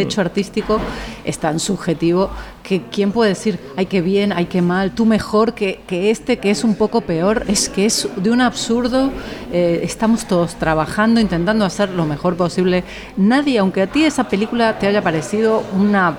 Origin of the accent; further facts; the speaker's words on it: Argentina; now in Spain; Argentina, que es donde yo nací